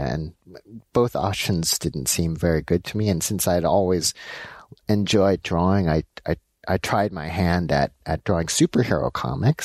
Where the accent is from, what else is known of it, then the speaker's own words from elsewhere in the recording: Los Angeles, California, United States; So I was born in Los Angeles. My parents are uh, Korean. They're uh, and uh, I grew up in L.A